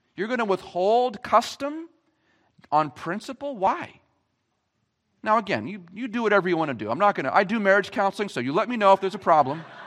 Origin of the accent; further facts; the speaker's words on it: Gilmanton, New Hampshire, United States; I grew up in Gilmanton. I was born and raised here.